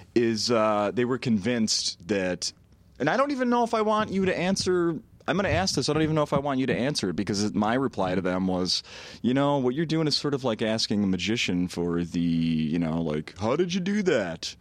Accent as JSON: {"language": "English", "town": "Saint Paul", "region": "Minnesota", "country": "United States", "tie": "born or raised there", "said": "I grew up born and raised in Saint Paul"}